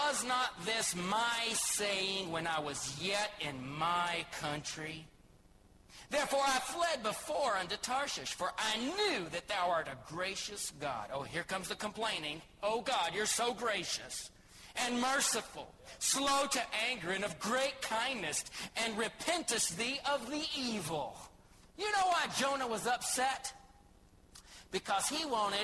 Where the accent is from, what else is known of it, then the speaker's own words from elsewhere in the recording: Joshua, Texas, United States; moved away as an adult; now in Thailand; I love Texas in particular. And just more than just Texas, I love Joshua in particular. I love it here